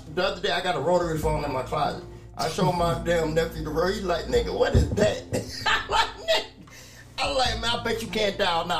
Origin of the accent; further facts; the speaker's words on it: New York City, New York, United States; I was raised in New York, Brooklyn, New York.